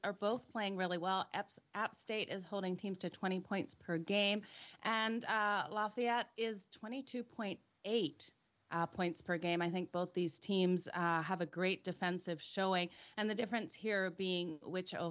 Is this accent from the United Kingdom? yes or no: no; Bowral, New South Wales, Australia; moved away; I grew up in Barrel, Australia. So Bradman Oval was right across the road from my grandparents